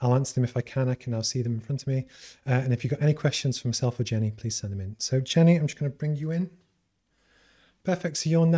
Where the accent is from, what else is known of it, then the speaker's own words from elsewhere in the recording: Liverpool, North West England, United Kingdom; accent: Scouse; It's my hometown.